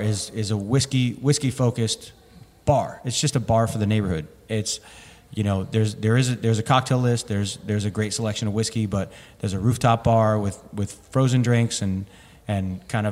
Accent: New Jersey, United States; now in Denver, United States; growing up in New Jersey

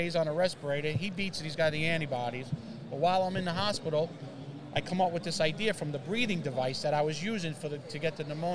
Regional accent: Westchester, New York, United States; It's also our area code backwards, 914. We're from Westchester, New York, our company

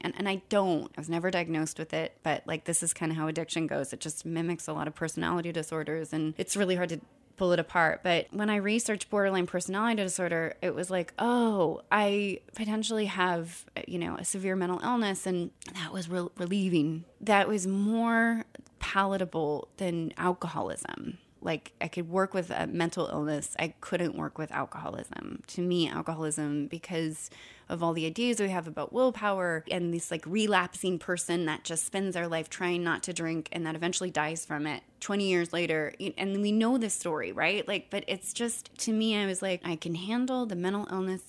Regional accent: California, United States; I grew up in California

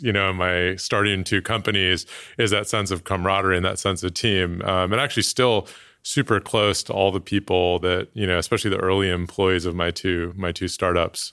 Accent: Oakland, California, United States; moved away; I was born in Oakland, 1980, Oakland Kaiser

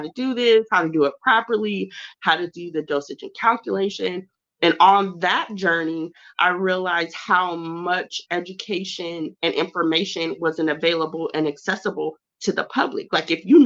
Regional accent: Southern California, United States; also born or lived in St. Paul, Minnesota; I was born in St. Paul, Minnesota, but raised by way of Southern California

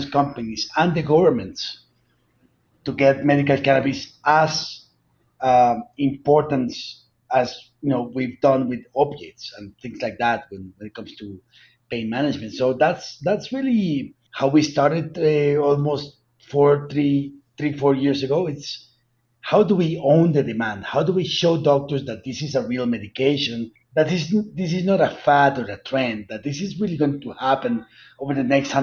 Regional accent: Colombia; accent: heavy accent; where I'm from Colombia

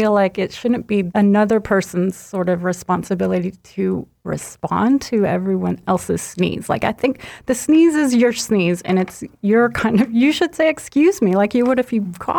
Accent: Chattanooga, Tennessee, United States; I grew up in Chattanooga.

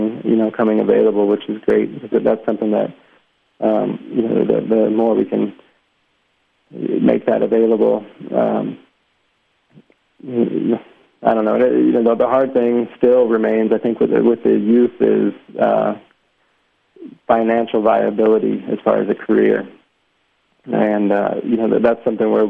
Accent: Tucson, Arizona, United States; also born or lived in Sterling, Illinois; I was born in a small town in Illinois called Sterling, Illinois, it's about 100 miles west of Chicago, and it's a big corn and soybean town. And so I grew up, I grew up in Tucson

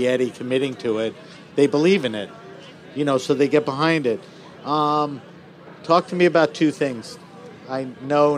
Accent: New York, United States; I'm from New York.

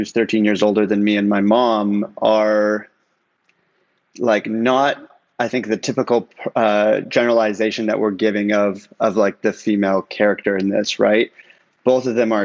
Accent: Toronto, Ontario, Canada; moved away as an adult; also born or lived in Iran; now in Los Angeles, United States; my mom, my sister, and I moved to Canada when I was 4 years old as refugees

